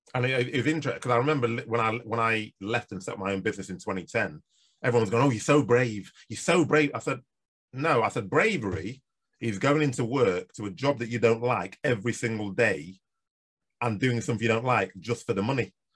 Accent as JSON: {"language": "English", "country": "Nigeria", "tie": "born or raised there", "moved": "yes", "said": "I come from Nigeria"}